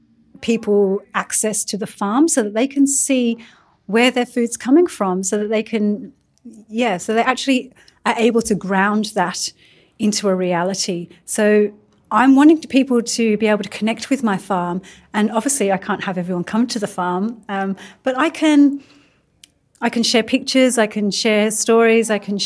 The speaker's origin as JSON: {"language": "English", "region": "England", "country": "United Kingdom", "lives_now": "Australia", "said": "I'm also an immigrant. I'm from England and I'm also Turkish Indian."}